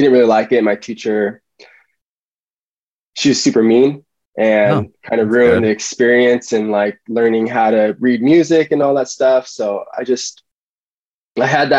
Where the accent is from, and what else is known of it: Lancaster, California, United States; born or raised there; also born or lived in Tarzana, Los Angeles, California